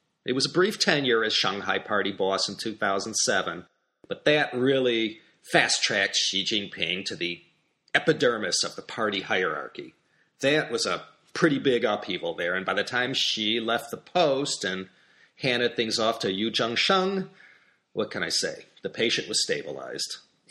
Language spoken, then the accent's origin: English; Illinois, United States; my home state of Illinois